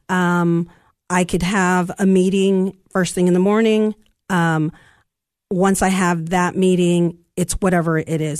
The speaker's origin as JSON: {"language": "English", "town": "Santa Ana", "region": "California", "country": "United States", "moved": "yes", "lives_now": "Cookeville, United States", "said": "I'm from California. I'm from Southern California, from Santa Ana, California"}